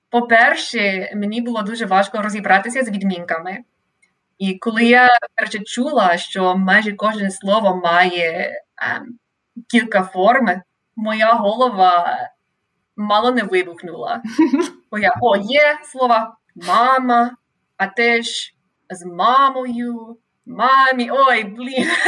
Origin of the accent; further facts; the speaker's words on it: Sacramento, California, United States; Ukrainian is a second language; also born or lived in Monterey, California / Indiana / Ireland / Ukraine; я родом е, з Каліфорнії, місто Сакраменто. Це невелике місто, але Сакраменто це столиця Каліфорнії. Е, і я я зараз досі живу е, у своєму рідному місті, але кілька разів у житті я переїжджала.